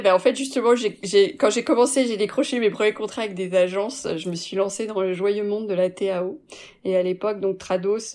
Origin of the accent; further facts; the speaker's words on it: France; also born or lived in Canada; now in Belgium; j'étais l'employée euh, française